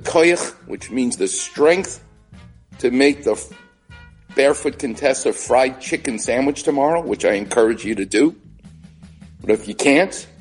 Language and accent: English; New York, United States; I'm Jewish and I'm from New York